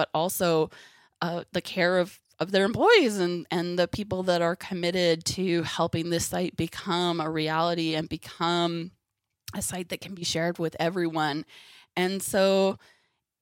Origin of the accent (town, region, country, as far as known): Canada; born or raised there